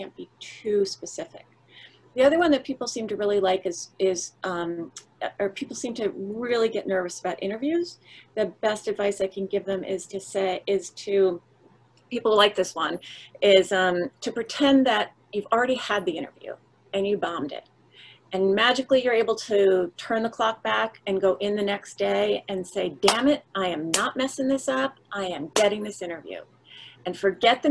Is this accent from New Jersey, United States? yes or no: yes; New Jersey, United States; I'm from New Jersey.